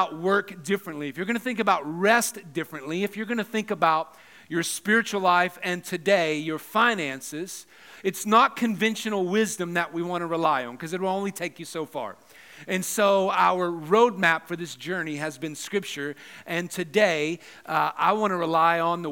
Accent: Atlanta, Georgia, United States; now in Burbank, United States; I'm also from Atlanta

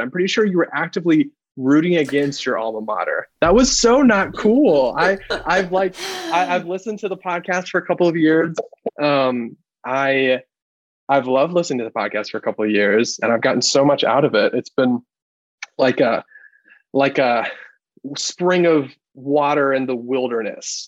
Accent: Athens, Georgia, United States; I'm an Athens, a native Athenian, and lived here my

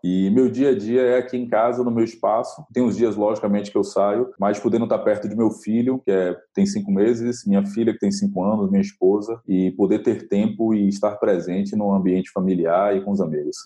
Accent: Mata de São João, Bahia, Brazil; also born or lived in Salvador; eu nasci na capital, aqui em Salvador, é, fui morar bem pequeno na roça, eu me criei como homem na roça

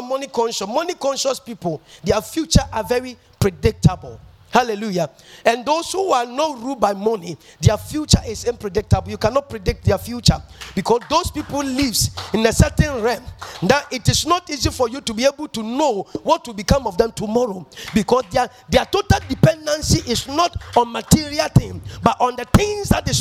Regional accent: Ghana; I'm a Ghanaian and I live in Ghana

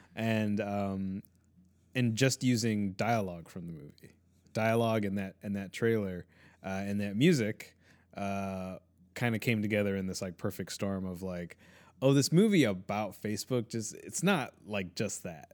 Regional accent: Chicago, Illinois, United States; I was born here

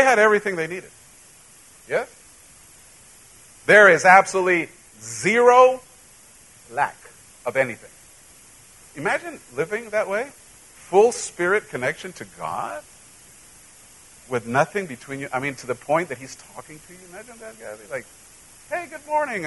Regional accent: central Mexico, Mexico; now in United States; I grew up in Central Mexico

